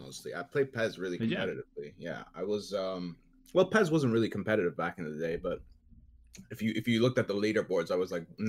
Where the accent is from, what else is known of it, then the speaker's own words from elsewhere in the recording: Netherlands; I'm from the Netherlands.